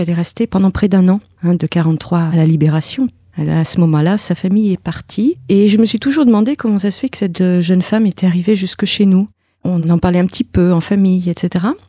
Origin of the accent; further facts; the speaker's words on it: Argentat, Nouvelle-Aquitaine, France; j'ai grandi en, Corrèze, à Argentat